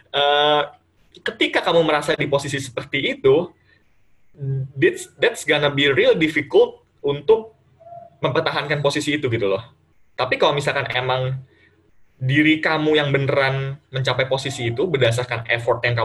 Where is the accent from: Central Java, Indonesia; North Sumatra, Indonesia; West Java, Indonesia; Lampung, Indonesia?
West Java, Indonesia; Bekasi; Jadi kayak misalkan yang biasa misalkan aku orang Bekasi nih kan uh, ngomongnya gue lu atau segala macam.